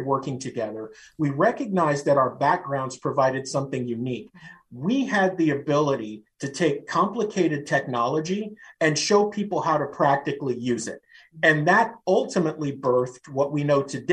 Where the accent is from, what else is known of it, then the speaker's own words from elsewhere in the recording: San Francisco, California, United States; born and raised in San Francisco